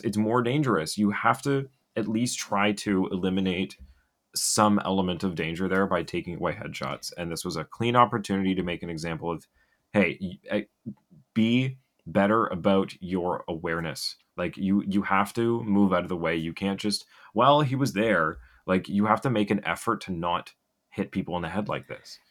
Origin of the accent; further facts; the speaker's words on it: Ottawa, Ontario, Canada; I'm from Ottawa